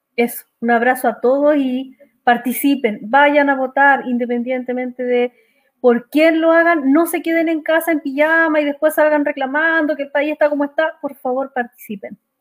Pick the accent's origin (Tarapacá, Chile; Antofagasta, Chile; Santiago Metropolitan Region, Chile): Antofagasta, Chile; Calama; una ciudad donde yo nací, que es Calama